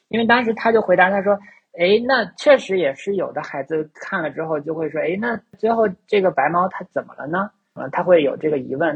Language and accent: Chinese; China; 我在中国长大